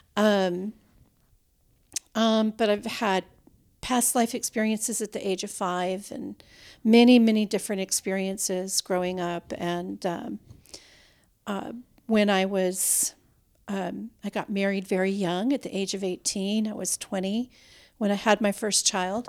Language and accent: English; Minnesota, United States; now in Texas, United States; we grew up in Minnesota